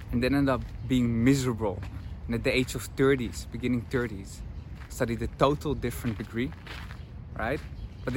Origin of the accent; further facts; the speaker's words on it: Netherlands; moved away as an adult; I'm from the Netherlands